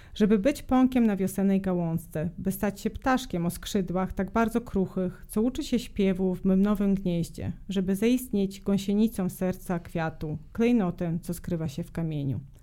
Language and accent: Polish; Serbia; moved away; ja jestem Serbką z pochodzenia, o tym nie powiedzieliśmy, jestem z Bałkanów